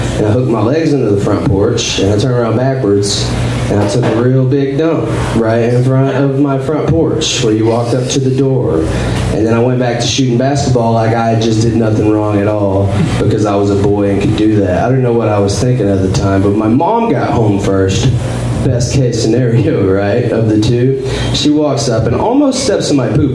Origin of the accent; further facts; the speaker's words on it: Northeast Texas, United States; moved away as an adult; now in Austin, United States; originally I am from Northeast Texas. Like I was born and raised there